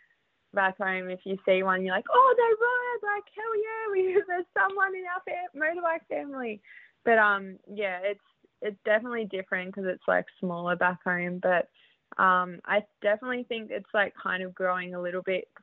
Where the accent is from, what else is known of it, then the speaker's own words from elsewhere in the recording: New South Wales, Australia; moved away as an adult; also born or lived in Queensland / Canberra; now in Southern California, United States; I grew up in New South Wales, but yeah, I'm from Queensland